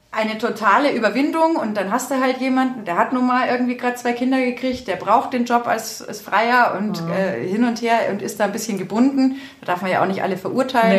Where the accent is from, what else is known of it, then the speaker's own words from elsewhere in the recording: Berchtesgadener Land, Bavaria, Germany; ich stamme ja aus dem Berchtesgadener Land